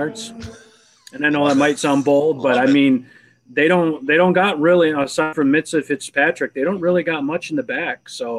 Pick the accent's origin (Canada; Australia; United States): United States; Elmira, New York; now in Charlotte area, North Carolina, United States; I'm originally from the Elmira, Corning area, repping the 607.